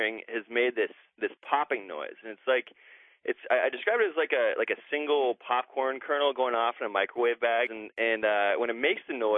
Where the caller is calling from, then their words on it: Seattle, Washington, United States; I'm calling from Seattle